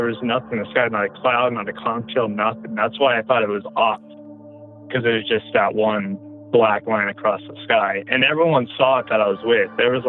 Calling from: Colorado, United States; I'm calling from Colorado.

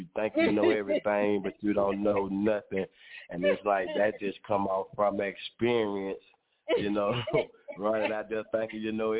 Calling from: Montgomery, Alabama, United States; Calling from Montgomery, Alabama.

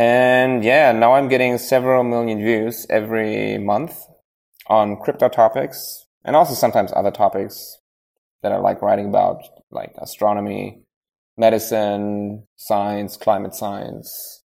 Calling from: Baden-Württemberg, Germany; Near Stuttgart, you know.

